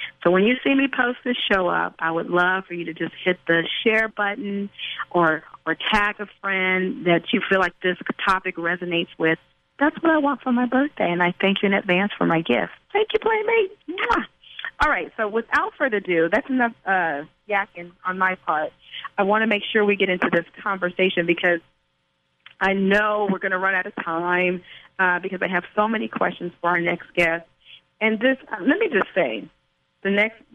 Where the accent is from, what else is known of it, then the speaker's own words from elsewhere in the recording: California, United States; I'm from California